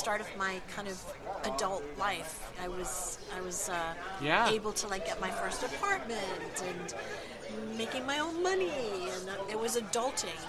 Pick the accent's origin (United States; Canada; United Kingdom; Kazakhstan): United Kingdom; England; I am English. I was born and raised in England